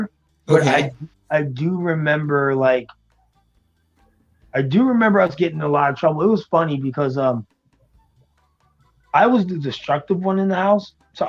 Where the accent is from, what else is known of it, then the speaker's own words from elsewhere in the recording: Florida, United States; also born or lived in Brooklyn, New York / Long Island, New York; So, I'm originally from Brooklyn, and then when I got adopted, I moved over to Long Island, and then my mom, she was an older woman, so when she went for retirement, she wanted to come to Florida. So I basically grew up in Florida.